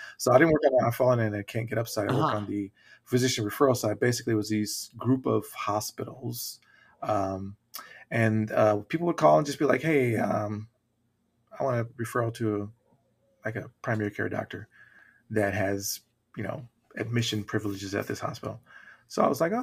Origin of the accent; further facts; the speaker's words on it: Los Angeles, California, United States; I'm from California. Oh, from LA.